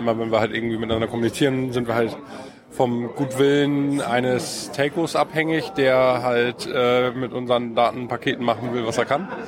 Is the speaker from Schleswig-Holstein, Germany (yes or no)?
yes; Kiel, Schleswig-Holstein, Germany; Aus Kiel.